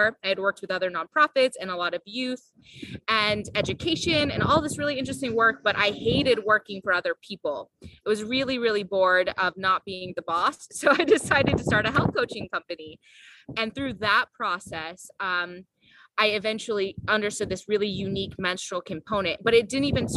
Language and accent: English; Iowa, United States; I grew up in Iowa.